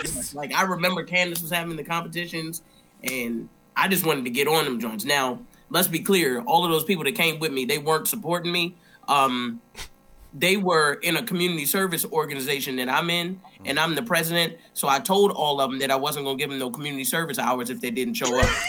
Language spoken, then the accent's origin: English; Baltimore, Maryland, United States; I'm from Baltimore. Unfortunately, so I started in Baltimore.